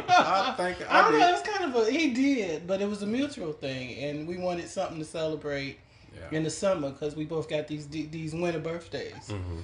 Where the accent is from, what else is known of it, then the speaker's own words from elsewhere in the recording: Chicago, Illinois, United States; now in Smyrna, United States; I'm originally from Chicago, South Side, and currently living in Smyrna, Georgia.